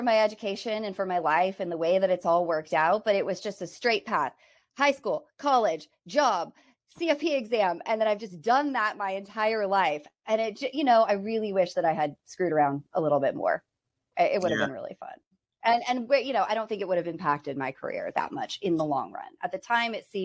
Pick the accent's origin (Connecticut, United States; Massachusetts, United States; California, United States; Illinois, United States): California, United States; Bay Area, near San Francisco; I was born and raised in the Bay Area, like 30 miles outside of San Francisco.